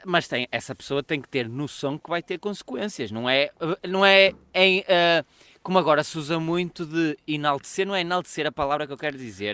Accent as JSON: {"language": "Portuguese", "town": "Braga", "region": "Norte", "country": "Portugal", "said": "aqui em Braga"}